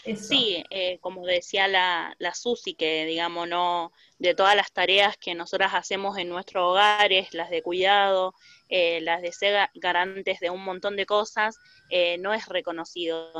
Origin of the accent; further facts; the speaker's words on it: Rosario, Santa Fe, Argentina; soy vecina del barrio Los Pumitas de Rosario